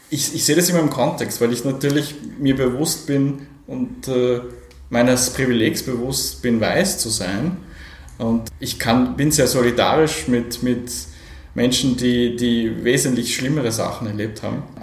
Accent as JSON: {"language": "German", "town": "Innsbruck", "region": "Tyrol", "country": "Austria", "tie": "born or raised there", "said": "ich bin ja aufgewachsen am Stadtrand von Innsbruck, okay. äh, äh, sozusagen in den frühen 80ern. Wir sind also so 1980 nach Innsbruck gekommen"}